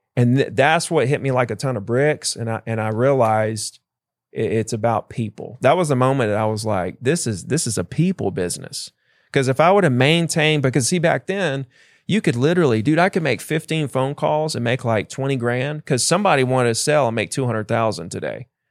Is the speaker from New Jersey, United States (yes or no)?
no; Gulf Shores, Alabama, United States; I grew up in Gulf Shores, Alabama